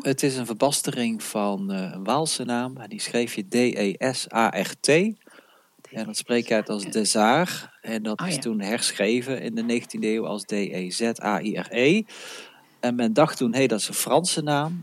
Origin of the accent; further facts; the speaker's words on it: North Brabant, Netherlands; ik ben een Brabander.